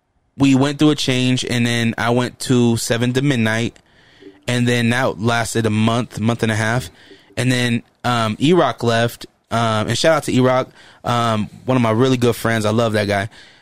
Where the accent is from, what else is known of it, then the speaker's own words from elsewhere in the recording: Hollywood, California, United States; I'm from Hollywood. I should be there.